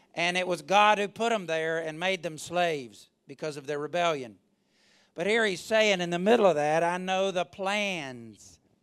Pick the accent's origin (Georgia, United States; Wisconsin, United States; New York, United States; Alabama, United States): Alabama, United States; I'm from Alabama